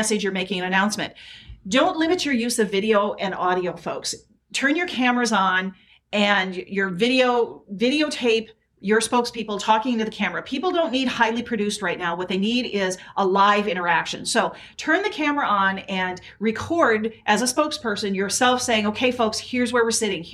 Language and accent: English; South Dakota, United States; I grew up in South Dakota, so there was a lot of snow.